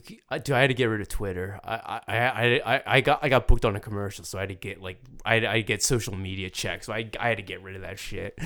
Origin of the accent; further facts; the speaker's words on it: Philadelphia, Pennsylvania, United States; I'm from Philly